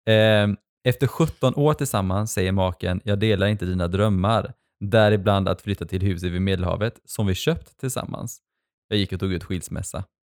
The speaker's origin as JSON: {"language": "Swedish", "country": "Sweden", "tie": "born or raised there", "said": "alltså under hela min uppväxt i Sverige så har ju någonstans de varit i makten."}